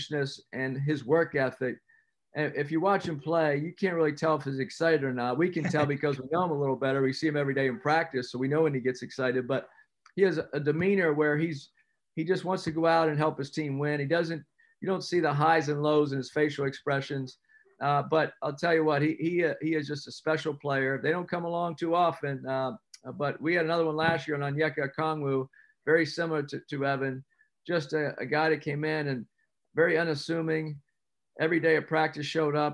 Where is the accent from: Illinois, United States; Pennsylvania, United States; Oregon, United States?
Pennsylvania, United States; moved away; I grew up in Pennsylvania following the ACC and Big East.